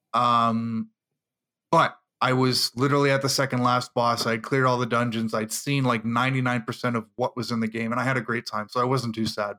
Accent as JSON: {"language": "English", "country": "Canada", "said": "I'm the Canadian"}